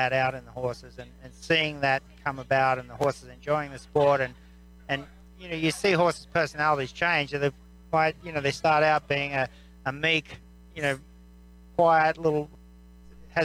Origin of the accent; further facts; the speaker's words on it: Australia; now in United States; I come from Australia originally, and now an American citizen.